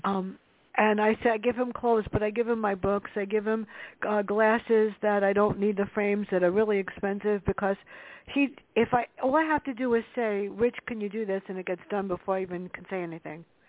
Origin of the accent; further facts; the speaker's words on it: New York City, New York, United States; Growing up in the South Bronx mm. with my sister